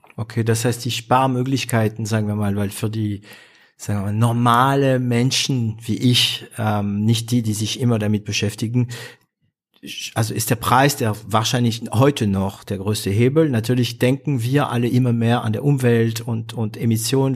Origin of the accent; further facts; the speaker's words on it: northern France, France; German is a second language; moved away; ich komme aus Nordfrankreich. Ist eine Region, wo, ähm, also es ist eine Region, die in der 70er Jahre richtig runterging, weil man, das ist die Region Kohle